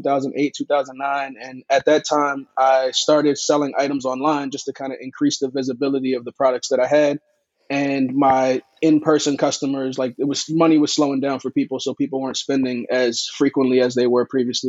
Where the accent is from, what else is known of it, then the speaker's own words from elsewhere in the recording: Silver Spring, Maryland, United States; I'm from Silver Spring